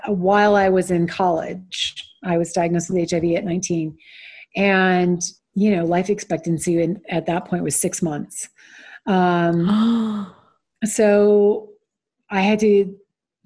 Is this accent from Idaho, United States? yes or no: no; Stone Mountain, Georgia, United States; I grew up predominantly in Stone Mountain, Georgia, which is a suburb of Atlanta